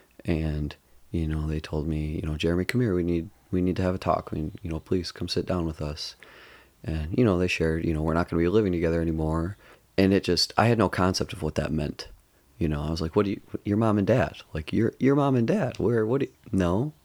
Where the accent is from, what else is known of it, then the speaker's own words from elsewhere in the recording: Livonia, Michigan, United States; I grew up in Livonia the first 7 years of my life, a suburb of Detroit, about 20 miles west of Detroit.